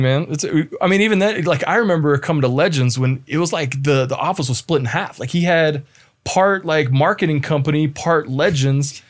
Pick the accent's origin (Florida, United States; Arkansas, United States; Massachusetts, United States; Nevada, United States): Nevada, United States; Las Vegas; moved away as an adult; also born or lived in Spokane, Washington; now in Utah, United States; from Las Vegas originally, uh, was born and raised there.